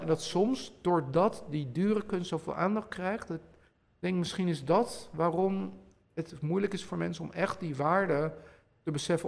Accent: Bilthoven, Utrecht, Netherlands; ik groeide op in Beeldhoven Noord

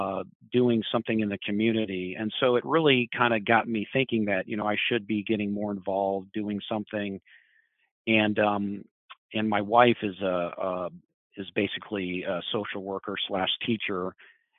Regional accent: Edmond, Oklahoma, United States; moved away as an adult; also born or lived in New York; I grew up in Oklahoma. I grew up basically in a fairly homogenous suburb of Oklahoma City. In a town called Edmond

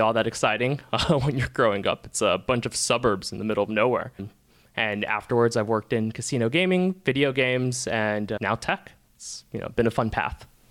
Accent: Peru; moved away; I'm originally from Peru

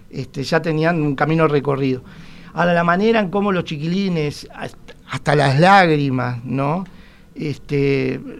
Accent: Montevideo, Uruguay; vamos a ver si nos reconquista nosotros como, como montevideanos.

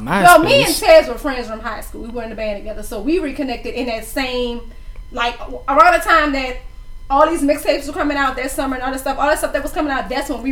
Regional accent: New Orleans, Louisiana, United States; that's when I was like, nigga, I'm from New Orleans.

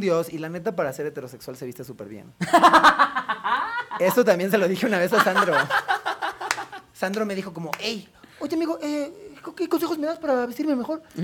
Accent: Cuajimalpa, Mexico City, Mexico; toda mi adolescencia eh, sucedió en Cuapa

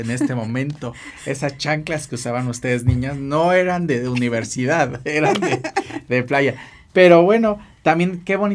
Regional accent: Mexico City, Mexico; born there; Yo nací aquí, acá en el Ciudad de México también, nada más que siempre digo que soy de Acapulco.

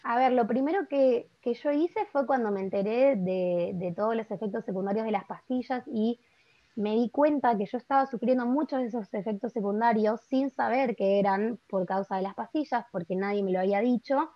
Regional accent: Buenos Aires, Argentina; soy de Buenos Aires, Argentina

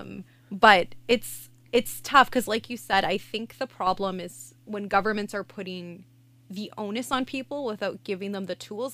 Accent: outside Ottawa, Ontario, Canada; I grew up outside of Ottawa, in Manatee.

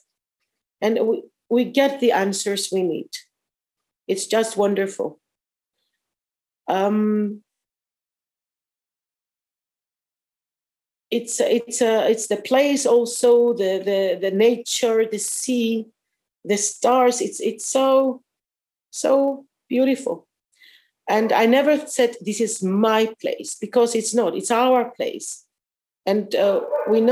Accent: Paphos, Paphos District, Cyprus; also born or lived in Akamas Peninsula, Cyprus; I was born at Ktima in Paphos, city of Paphos, and we moved very near Akamas Peninsula and the Baths of Aphrodite at 1978.

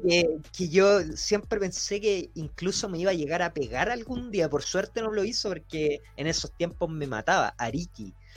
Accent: Chile; yo soy de Chile

